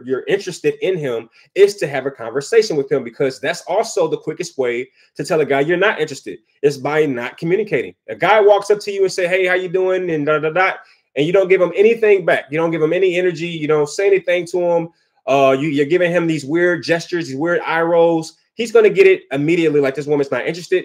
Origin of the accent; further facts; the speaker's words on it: Detroit, Michigan, United States; I'm from Detroit